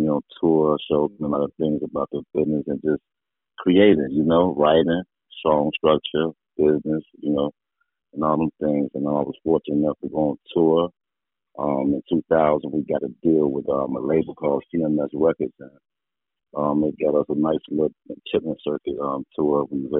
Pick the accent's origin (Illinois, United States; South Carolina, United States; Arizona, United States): Illinois, United States; Chicago; they call me … Of course, I'm from Chicago. I grew up in Englewood.